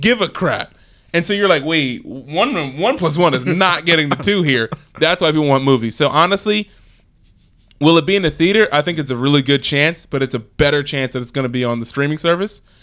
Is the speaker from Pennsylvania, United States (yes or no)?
yes; Philadelphia, Pennsylvania, United States; since I'm from Philly